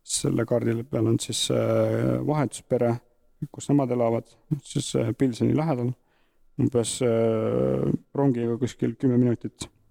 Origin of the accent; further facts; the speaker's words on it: Tihemetsa, Pärnu County, Estonia; pärit Tihemetsast, terve elu Tihemetsas elanud Saarde vallas